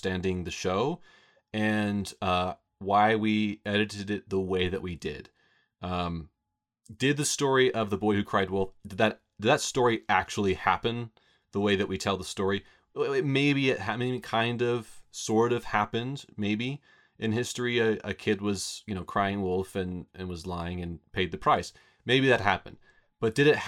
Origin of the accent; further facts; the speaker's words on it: Roswell, New Mexico, United States; Scott and I grew up here in Roswell